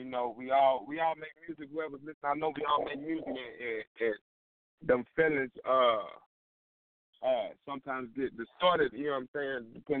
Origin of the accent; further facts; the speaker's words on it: Terre Haute, Indiana, United States; I'm from Indiana. The Highlands, Terre Haute. It's a small town in Indiana, if none of y'all heard of that. 812.